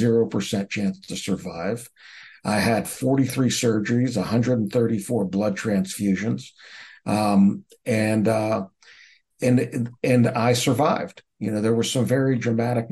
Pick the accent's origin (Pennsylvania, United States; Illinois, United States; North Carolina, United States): Pennsylvania, United States; Pittsburgh; I grew up in the United States, right outside of Pittsburgh, Pennsylvania